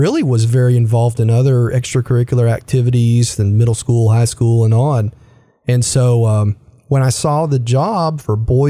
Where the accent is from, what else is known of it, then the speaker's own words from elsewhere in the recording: Nashville, Tennessee, United States; also born or lived in Crossville, Tennessee / Knoxville, Tennessee / Jefferson City, Tennessee / Oklahoma City, Oklahoma; now in Chattanooga, United States; Native Tennessean, born and raised in Nashville